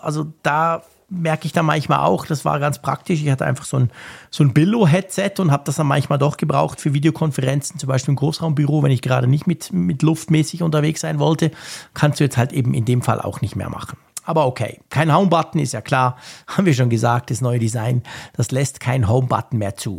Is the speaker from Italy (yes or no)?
no; Switzerland; Bei uns in der Schweiz